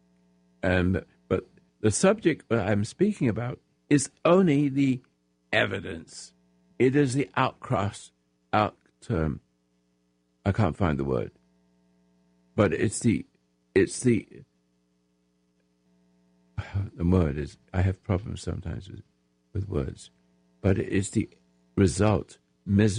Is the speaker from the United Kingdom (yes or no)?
yes; England, United Kingdom; now in United States; I was born in England